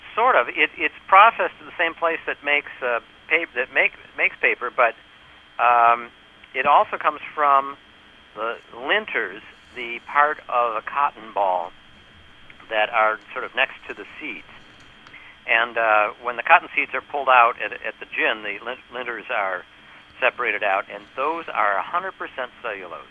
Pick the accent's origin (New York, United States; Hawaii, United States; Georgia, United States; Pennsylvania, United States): New York, United States; I'm from New York